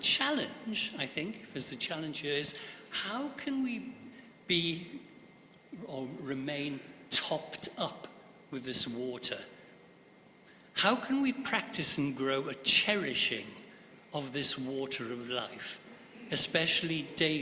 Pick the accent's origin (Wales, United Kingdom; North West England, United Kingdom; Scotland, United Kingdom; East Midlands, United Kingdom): Wales, United Kingdom; Pembrokeshire; Growing up in Pembrokeshire, in Wales, schools and the chapels particularly were forever singing versions of this.